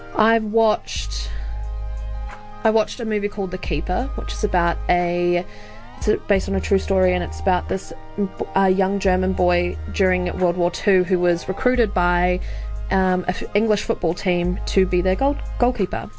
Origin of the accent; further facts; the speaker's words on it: Australia; moved away; I grew up in Australia